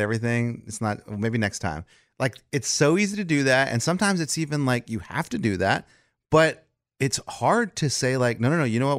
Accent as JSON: {"language": "English", "region": "South Texas", "country": "United States", "tie": "born or raised there", "moved": "yes", "lives_now": "Nashville, United States", "said": "I grew up in Texas heat"}